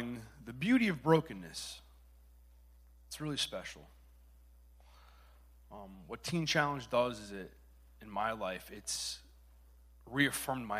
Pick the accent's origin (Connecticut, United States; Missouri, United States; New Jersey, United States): Connecticut, United States; I'm from Connecticut